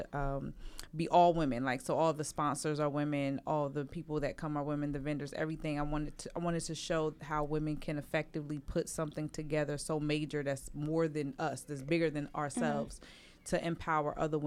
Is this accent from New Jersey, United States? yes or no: yes; Trenton, New Jersey, United States; I'm from Trenton. I was born and raised by my grandmother.